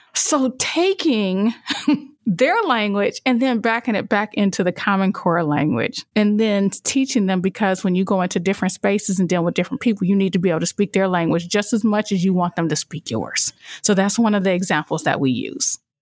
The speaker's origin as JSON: {"language": "English", "town": "Toledo", "region": "Ohio", "country": "United States", "tie": "born or raised there", "said": "I came back to my hometown of Toledo"}